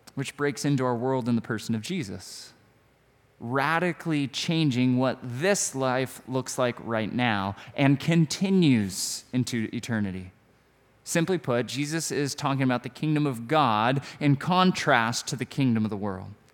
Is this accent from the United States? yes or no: yes; United States; I'm an American